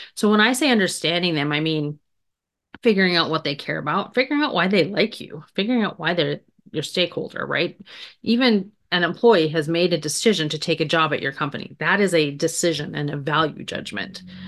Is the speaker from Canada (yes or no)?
yes; Canada; moved away as an adult; also born or lived in Grand Forks, North Dakota; I grew up in Canada